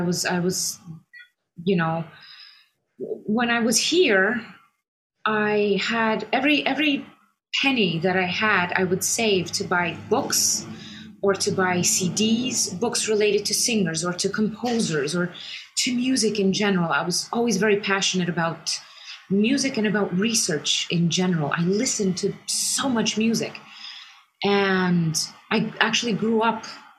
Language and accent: English; Romania; also born or lived in United States; I was born in the United States. And after the fall of communism, my parents and all of us, we came back to Romania, and we've been here, ever since. But I left, I went to school here